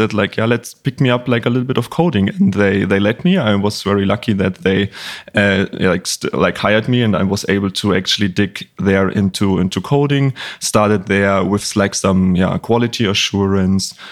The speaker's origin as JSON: {"language": "English", "region": "Bavaria", "country": "Germany", "tie": "born or raised there", "second_language": "English", "said": "as you mentioned, like I'm from Germany. I grew up in a little town in Bavaria, northeast of Bavaria"}